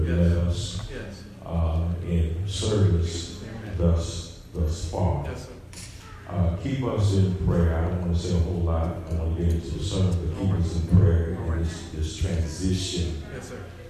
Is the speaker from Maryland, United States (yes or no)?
no; Dayton, Ohio, United States; moved away; My hometown is Dayton, Ohio. I have a sister there.